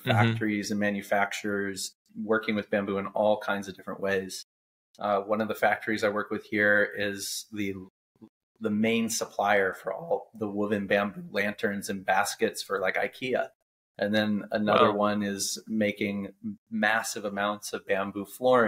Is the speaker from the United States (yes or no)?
yes; United States; now in Vietnam; me as an American